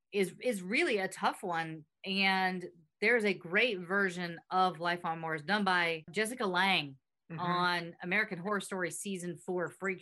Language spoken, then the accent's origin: English; England, United Kingdom; I'm from England, and I'm in music too, and he's a bit of a hero to me.